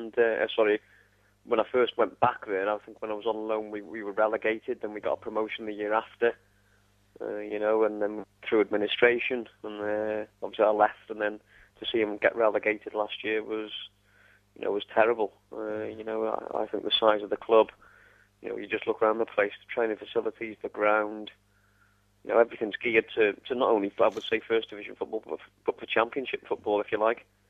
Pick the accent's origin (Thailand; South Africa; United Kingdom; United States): United Kingdom; Wrexham, Wales; I've lived here all my life, really. It's obviously my hometown club